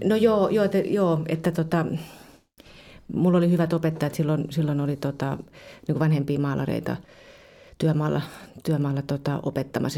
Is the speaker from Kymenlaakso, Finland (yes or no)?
yes; Kuusankoski, Kymenlaakso, Finland; moved away as an adult; also born or lived in Turku; mä oon siis Kuusakoskelta kotoisin ja mä lähdin sitten kaksikymppisenä tuonne Turkuun pelaamaan jalkapalloa